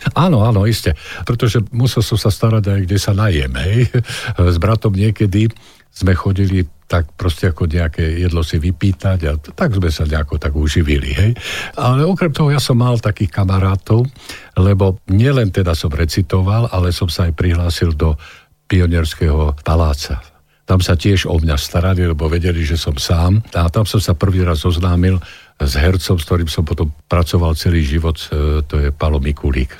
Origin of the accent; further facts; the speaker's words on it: Záhorie, Slovakia; ja som vlastne zo Záhoria